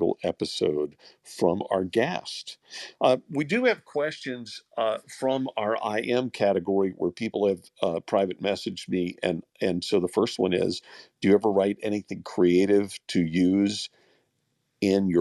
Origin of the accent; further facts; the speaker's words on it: Louisiana, United States; I'm from Louisiana